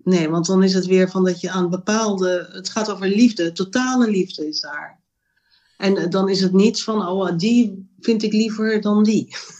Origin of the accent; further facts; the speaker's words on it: Amsterdam, North Holland, Netherlands; now in Roermond, Netherlands; ik ben eh, eh, geboren in Amsterdam. en Ik woon nu in Roermond, in Limburg.